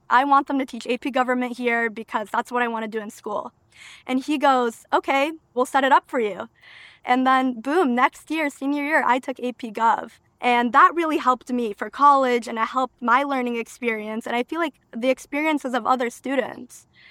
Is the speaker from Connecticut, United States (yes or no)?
yes; Waterbury, Connecticut, United States; first language Albanian; English is a second language; also born or lived in Albania; I consider Waterbury my hometown 'cause I lived here since the age of two